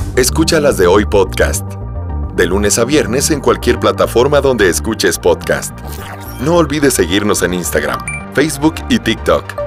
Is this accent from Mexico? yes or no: yes; Mexico